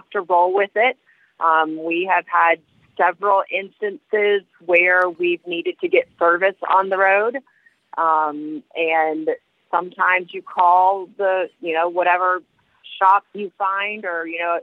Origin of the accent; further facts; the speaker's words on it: Tallahassee, Florida, United States; also born or lived in Savannah, Georgia; now in Atlanta, United States; I grew up in Tallahassee, Florida, and then moved to Savannah for a little while, and I've been in the Atlanta